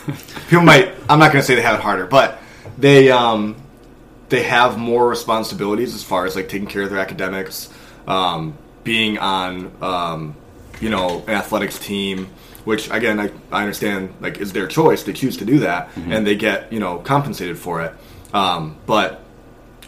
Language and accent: English; Ann Arbor, Michigan, United States; I grew up in Ann Arbor.